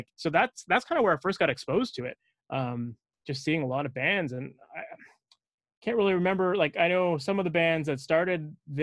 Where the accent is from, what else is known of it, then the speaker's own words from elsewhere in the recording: Oakville, Ontario, Canada; I grew up in Oakville